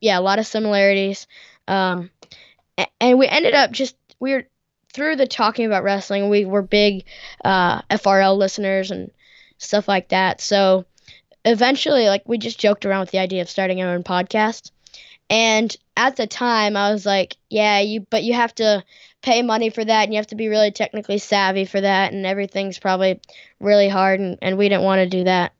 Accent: United States; I'm American, born and raised

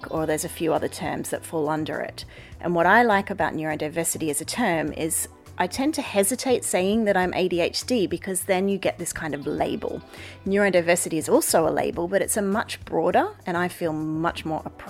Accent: Australia; now in The Hague, Netherlands; where I grew up in Australia

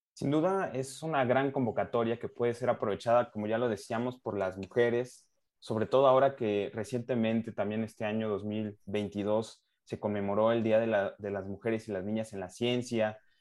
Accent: Mexico; como mexicano

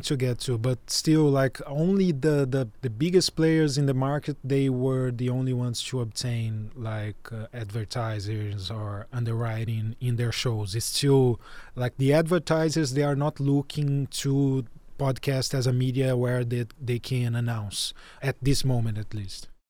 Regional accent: Brazil; I'm a Brazilian journalist

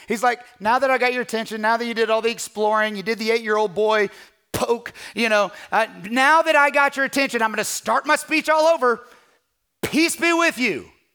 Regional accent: Kentucky, United States; moved away as an adult; also born or lived in California

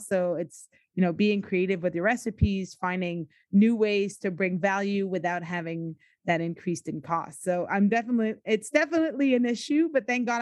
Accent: United States; now in Quebec, Canada; I grew up in the States

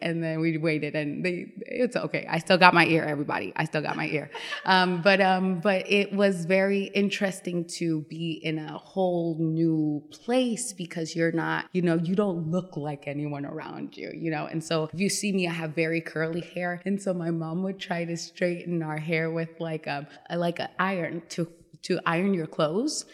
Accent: Las Vegas, Nevada, United States; moved away as an adult; also born or lived in New York / Dominican Republic; now in Richmond, United States; I was actually born in New York. And then, I was raised in Las Vegas

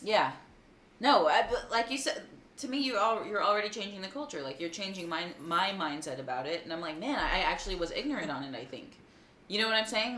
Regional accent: Texas, United States; being a Texan

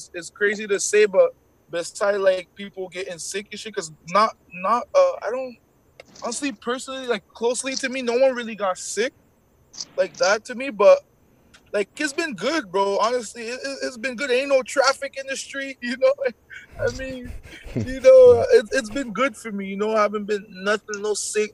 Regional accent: Montreal, Quebec, Canada; first language French; English is a second language; I'm from St. Henry

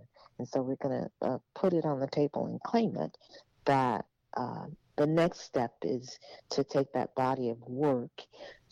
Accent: Dallas, Texas, United States; also born or lived in Oklahoma; I lived in Oklahoma as a child for a bit, but I was born, mainly raised in Dallas

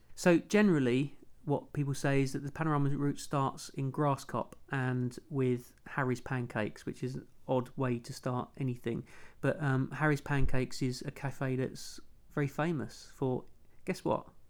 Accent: London, United Kingdom; I'm a television producer from London's trendy Walthamstow. Wasn't trendy when I grew up there

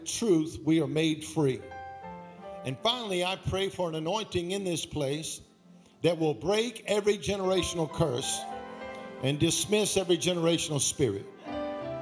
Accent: Baton Rouge, Louisiana, United States; I'm from Baton Rouge

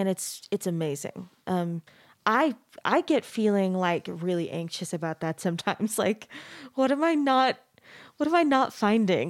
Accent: Mesa, Arizona, United States; moved away as an adult; also born or lived in Texas; now in Utah, United States; I grew up in Mesa, which is a super super Mormon place, but it's not like quite exactly the same flavor as Utah

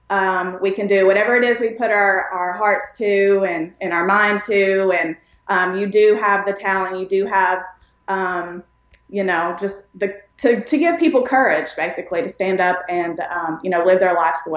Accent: Pikeville, Kentucky, United States; also born or lived in East Tennessee; grew up in a very small um, rural town, I guess you could say, in East Tennessee and East Kentucky. I was born in Pikeville, Kentucky, which is kind of where Loretta Lynn is from, around that area.

